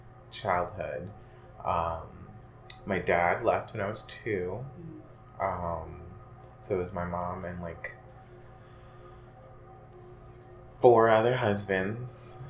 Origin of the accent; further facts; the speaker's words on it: Bronx, New York, United States; born there; No, I was born in the Bronx, but I lived in like all five boroughs.